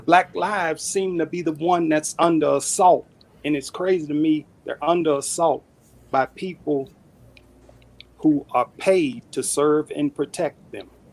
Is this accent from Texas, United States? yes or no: yes; Dallas, Texas, United States; That's my hometown, Dallas, for 31 years.